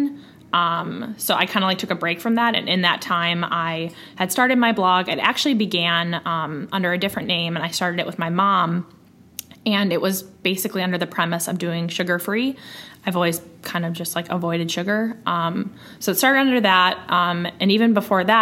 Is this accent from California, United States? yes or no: no; Waukesha, Wisconsin, United States; also born or lived in Milwaukee; I grew up in Waukesha, which is a suburb of Milwaukee, and I now live in Milwaukee